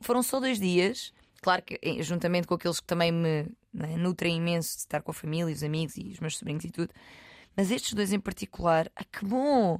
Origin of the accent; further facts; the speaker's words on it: Loulé, Algarve, Portugal; moved away; Tive uns diazinhos no Algarve, uhum. em Lolé, na minha terra